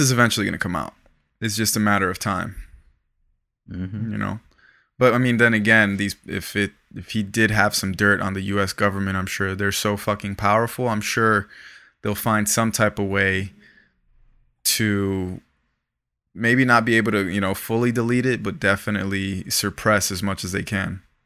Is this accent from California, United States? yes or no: no; Broward County, South Florida, United States; now in Los Angeles, United States; I'm from South Florida. I'm from Broward County